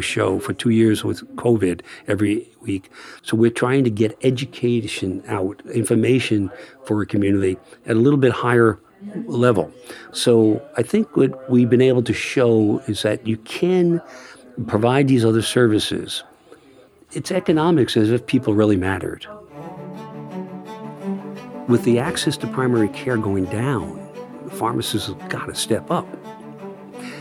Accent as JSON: {"language": "English", "town": "Phoenicia", "region": "New York", "country": "United States", "tie": "born or raised there", "said": "Phoenicia, it's my hometown"}